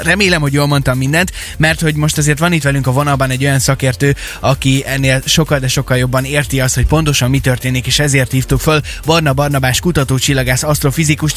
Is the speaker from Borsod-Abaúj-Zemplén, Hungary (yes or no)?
no; Kecskemét, Bács-Kiskun, Hungary; now in Szeged, Hungary; mikor leköltöztem Szegedre, ö, habár egyébként én Kecskeméti vagyok